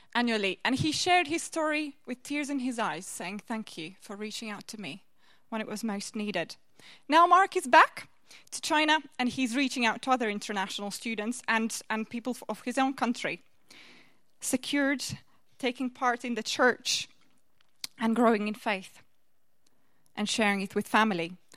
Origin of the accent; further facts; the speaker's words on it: Latvia; moved away as an adult; also born or lived in Birmingham, England; now in Canterbury, United Kingdom; I come from Latvia originally